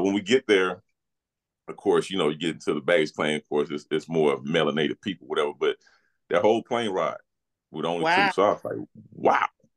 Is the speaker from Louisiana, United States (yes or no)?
yes; Louisiana, United States; I'm from Louisiana